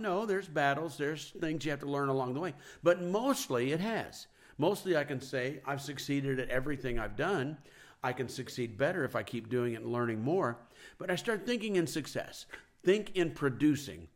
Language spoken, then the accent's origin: English; Kansas City, United States; I'm from Kansas City